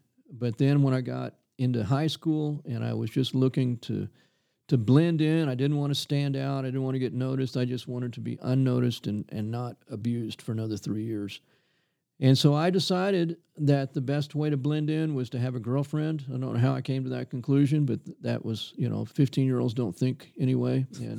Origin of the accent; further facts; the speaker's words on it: Corpus Christi, Texas, United States; It's hot. Hot and humid. Yeah, I tell you. And, you know, everybody at that time lived very modest lifestyles.